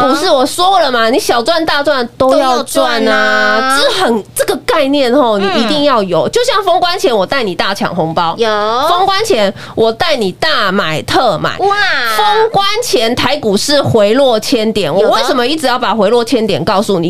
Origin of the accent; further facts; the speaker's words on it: Taiwan; 真的是为我们台湾人为荣